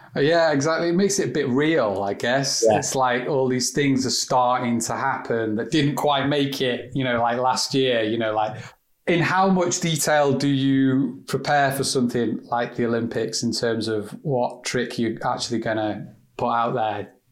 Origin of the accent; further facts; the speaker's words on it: England, United Kingdom; I'm English